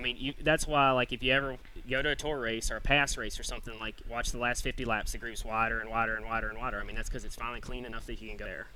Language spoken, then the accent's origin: English; Tennessee, United States; moved away; I grew up racing in Tennessee